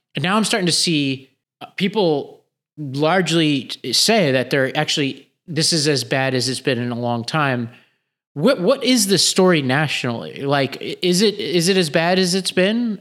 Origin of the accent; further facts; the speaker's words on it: New York City, New York, United States; I grew up in Staten Island